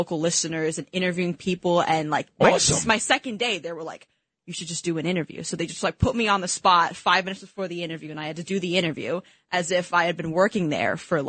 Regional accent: East Coast, United States; growing up on the East Coast

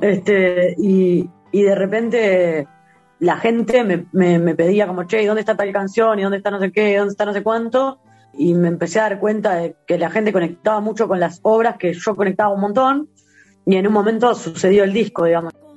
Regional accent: Uruguay; yo nací acá

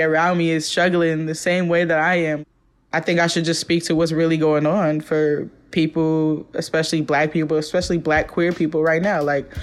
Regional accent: Oakland, California, United States; moved away as an adult; also born or lived in Brooklyn, New York; now in New York, United States; one of the main influences that I had growing up in East Oakland is just spending a lot of time with my pops

